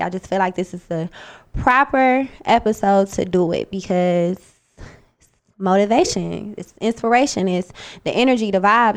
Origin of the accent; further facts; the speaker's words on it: Cleveland, Ohio, United States; also born or lived in Bowling Green, Ohio; when I came back from Bowling Green and I went to Cleveland